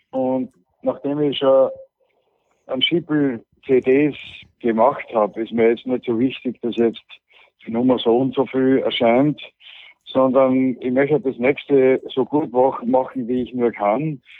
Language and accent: German; Austria; Und weil aber die Lage bei uns in Österreich so ist, dass äh, Leute wie ich auf